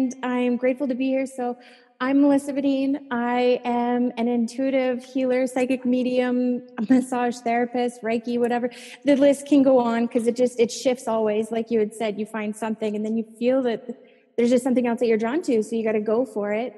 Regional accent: Saskatchewan, Canada; I'm from Saskatchewan in Canada, and that place is like the flattest land

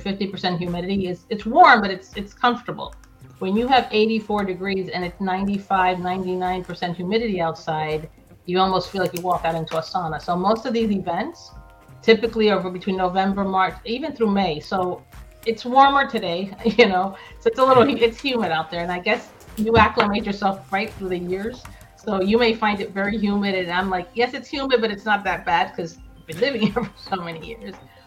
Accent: New Jersey, United States; now in Miami, United States; I grew up in New Jersey

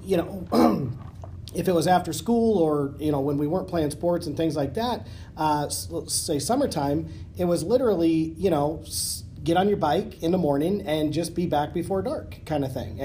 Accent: Oregon, United States; moved away; growing up in Oregon

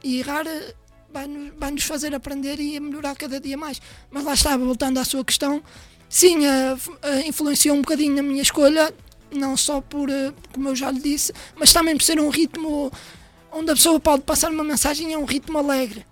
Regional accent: Matosinhos, Porto District, Portugal; sou do Porto, nascido e criado Porto Matosinhos

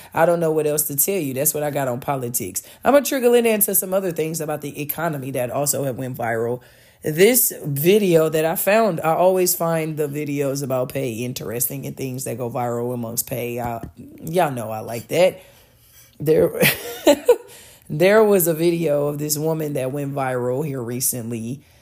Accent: United States; speaking as an American

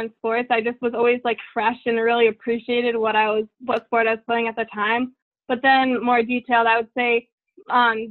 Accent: New Hampton, New Hampshire, United States; I'm from New Hampton, New Hampshire. I live right on a prep school campus called New Hampton School. I've lived here my whole life.

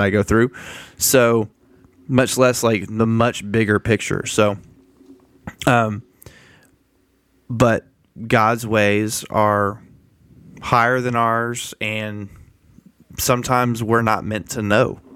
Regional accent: United States; I love the country I live in. I love being an American

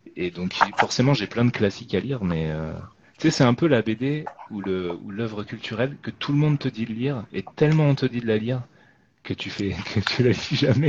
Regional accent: France; j'habite en France et que je suis français

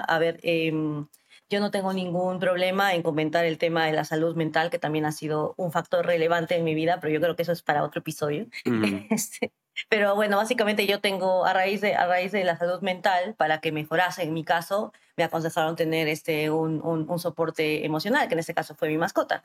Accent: Arequipa, Peru; moved away as an adult; also born or lived in Lima, Peru / New York, United States; yo soy de Arequipa, que es una ciudad al sur del Perú

